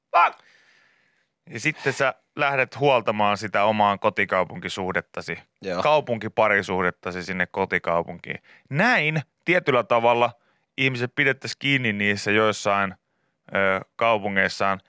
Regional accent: Pori, Satakunta, Finland; suuri osa ihmistä tietää, että olen kotoisin Porista

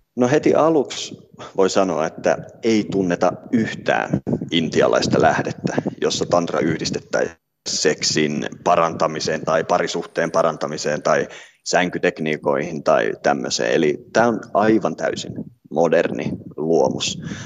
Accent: Finland; omasta kotimaastani

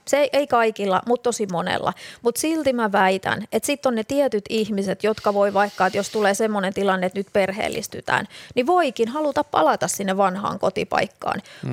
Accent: Rauma, Satakunta, Finland; kotikaupunkini niin Rauma

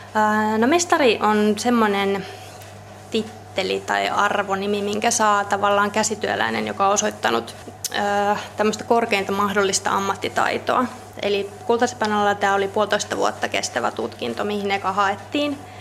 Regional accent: Helsinki, Uusimaa, Finland; moved away; Mä oon Helsingistä kotoisin

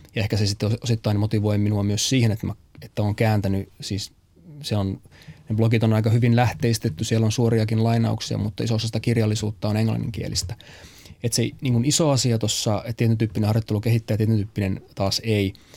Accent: Pieksämäki, South Savo, Finland; moved away; also born or lived in United States; mä oon siis Pieksämäeltä lähtöisin

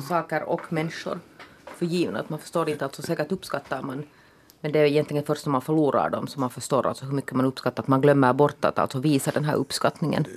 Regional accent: Porvoo, Uusimaa, Finland; Jag är ju från Borgå

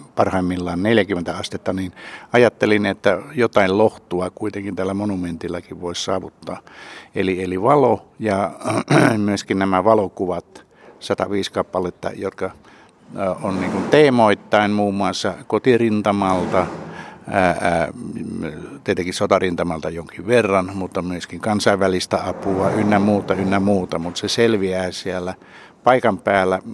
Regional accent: Savonia, Finland; me molemmat olemme Savosta

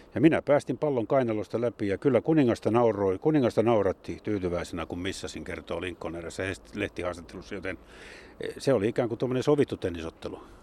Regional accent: Jyväskylä, Central Finland, Finland; born or raised there

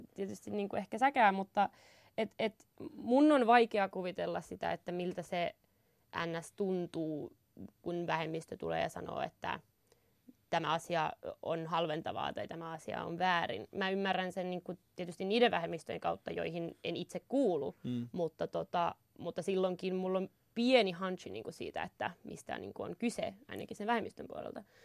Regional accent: Inari, Lapland, Finland; mä oon Inarista

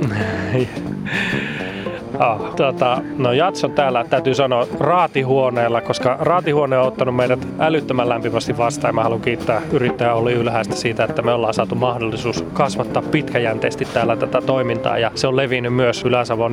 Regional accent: Iisalmi, North Savo, Finland; moved away as an adult; now in Helsinki, Finland; oon täältä Iisalmesta kotoisin ja mä oon oikein kotiseudun rakas

